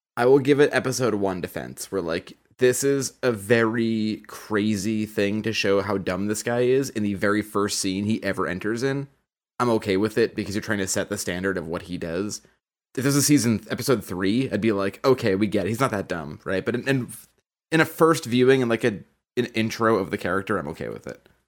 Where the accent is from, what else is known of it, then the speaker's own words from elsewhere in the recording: Boston, Massachusetts, United States; we are all from Boston, and we all grew up in some manner in the church